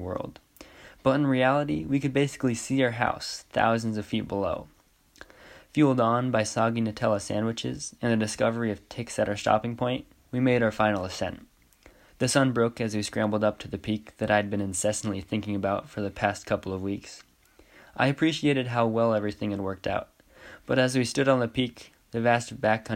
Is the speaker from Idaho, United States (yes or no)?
yes; Hope, Idaho, United States; I'm from Hope, Idaho, and I just graduated from Clark Fork High School